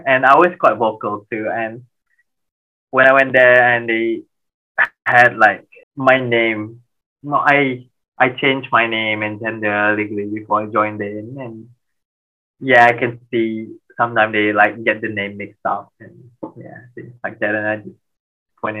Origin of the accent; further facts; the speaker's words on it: Malaysia; moved away; we're Malaysian, we bonded by food